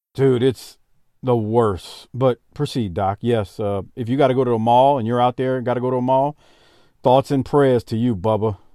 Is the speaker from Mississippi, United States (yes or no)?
no; Louisiana, United States; I was, uh, growing up in Louisiana